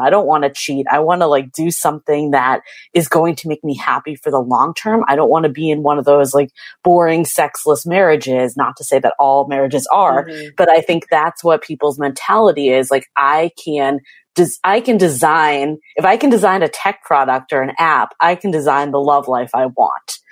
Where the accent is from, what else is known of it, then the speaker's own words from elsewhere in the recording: East Coast, United States; moved away as an adult; now in San Francisco, United States; I'm originally from the East Coast